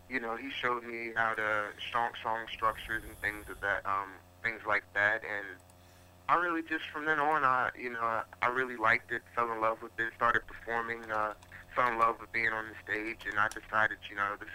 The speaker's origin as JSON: {"language": "English", "town": "Gloucester", "region": "Virginia", "country": "United States", "said": "am from a small town called Gloucester, Virginia, also known as the 804"}